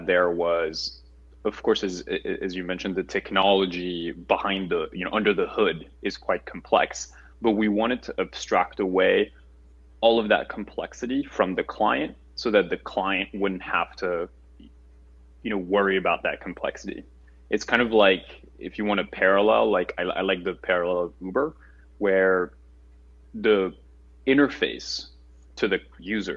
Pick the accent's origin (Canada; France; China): France; Paris, Île-de-France; moved away as an adult; now in United States; I'm a French native, born and raised in Paris